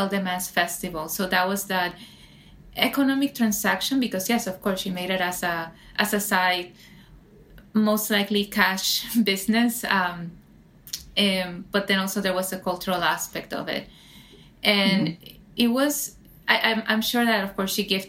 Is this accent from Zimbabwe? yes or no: no; San Juan, Puerto Rico; now in New York City, United States; growing up in Puerto Rico, I grew up in San Juan, the capital, so very urban